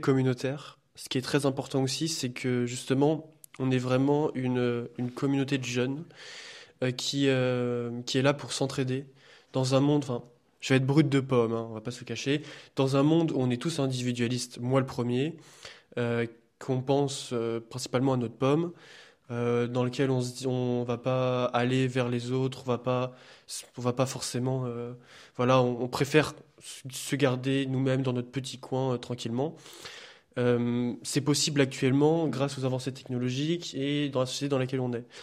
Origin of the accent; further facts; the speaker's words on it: France; now in Liège, Belgium; je suis français d'origine portugaise, faisant mes études ici à Liège.